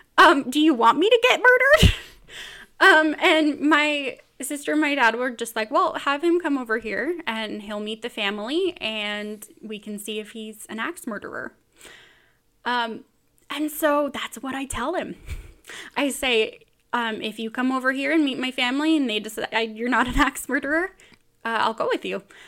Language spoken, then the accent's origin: English; Bakersfield, California, United States; moved away as an adult; now in Utah, United States; I am from Bakersfield, California, originally